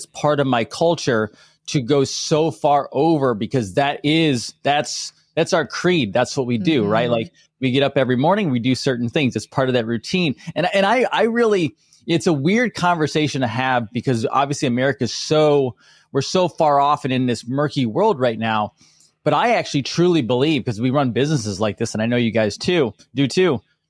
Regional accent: New York, United States; now in Florida, United States; I'm a redneck. I'm a redneck from New York.

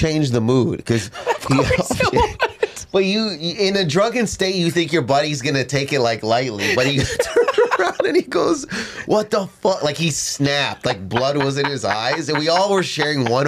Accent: Canada; moved away; we were doing shows in my hometown. This is when I lived in Canada.

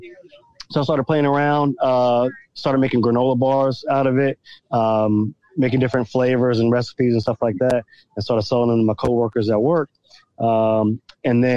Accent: Virginia Beach, Virginia, United States; I'm from Virginia Beach, Virginia

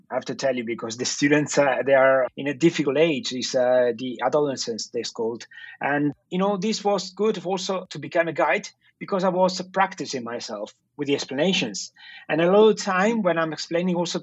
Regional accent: Venice, Veneto, Italy; I'm native from Venice. I was born there. And I was born in Giudecca Island.

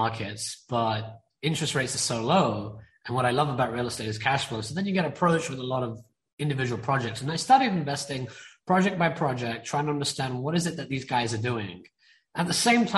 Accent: India; I'm Indian, okay? And being an Indian person, and I mean East Indian

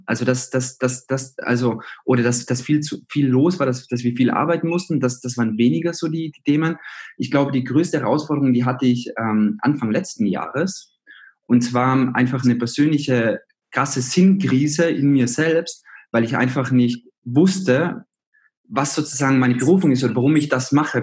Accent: Zillertal, Tyrol, Austria; moved away as an adult; now in Berlin, Germany; ich komme aus Österreich, aus Tirol, aus dem Zillertal und da bin ich aufgewachsen.

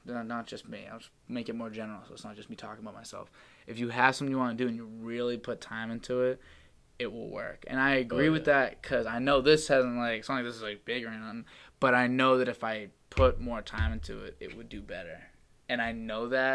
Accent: Medford, Massachusetts, United States; I'm from Medford.

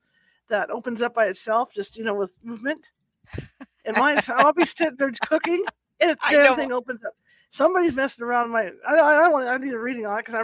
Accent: Wisconsin, United States

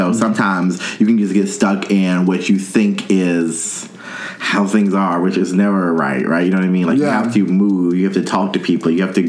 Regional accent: North Carolina, United States; I grew up in North Carolina, North Carolina.

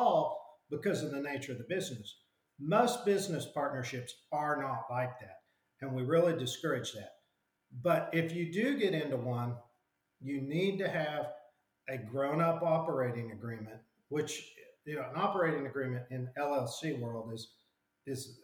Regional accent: Enid, Oklahoma, United States; also born or lived in Washington; I ended up moving back to my hometown in Oklahoma

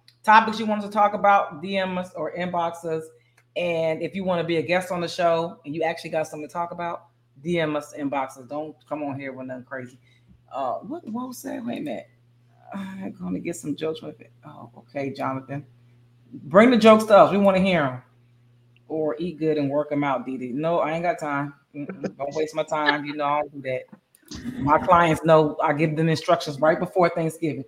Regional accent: Bristol, Pennsylvania, United States; my hometown of Bristol, Pennsylvania

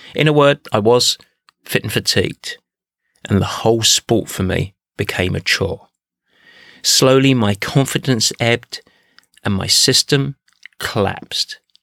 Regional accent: Essex, East of England, United Kingdom; moved away as an adult; also born or lived in Midwest, United States; now in United States; I grew up in Essex, but I came to the States in 1992

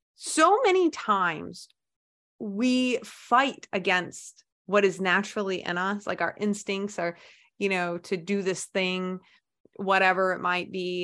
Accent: United States

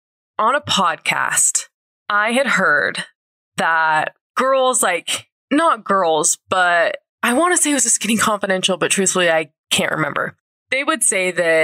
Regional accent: St. George, Utah, United States; now in Salt Lake City, United States; my hometown in St. George

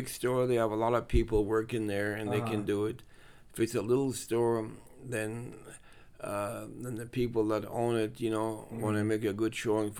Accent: France; now in San Fernando Valley, United States; I was born in France in 1931.

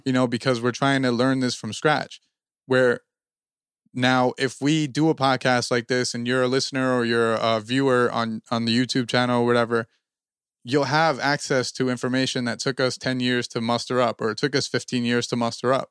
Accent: New Jersey, United States; we're from Jersey

